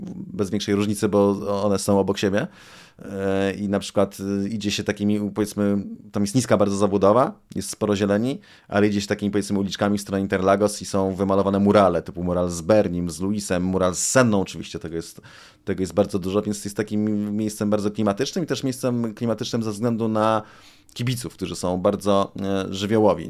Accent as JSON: {"language": "Polish", "country": "Poland", "said": "jesteśmy z Polski"}